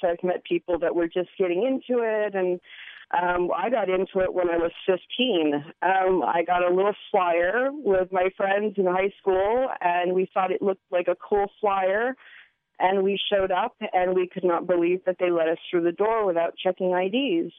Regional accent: Hawaii, United States; moved away as an adult; now in Eugene, United States; I'm born and raised in Hawaii. Um, left there when I was about 27, and I live in Eugene now

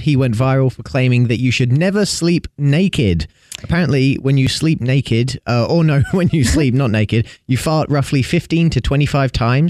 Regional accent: England, United Kingdom; moved away; And I'm English

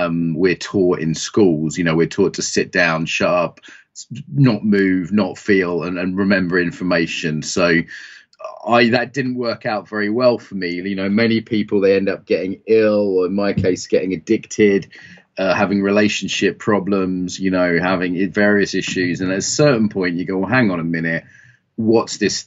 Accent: East Anglia, East of England, United Kingdom; when I used to do farm work as a kid growing up in East Anglia

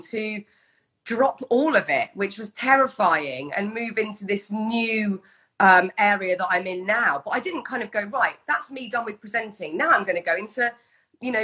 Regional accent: United Kingdom; as a Brit

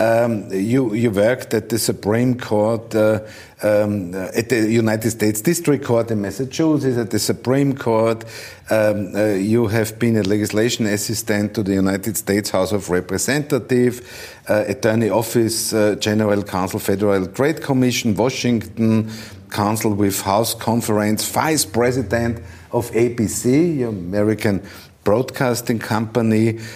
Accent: Vienna, Austria; English is a second language; I come from Austria, from Vienna

